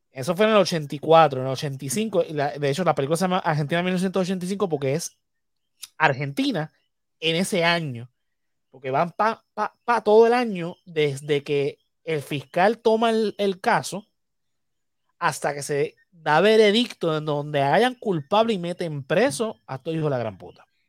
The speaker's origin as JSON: {"language": "Spanish", "country": "Puerto Rico"}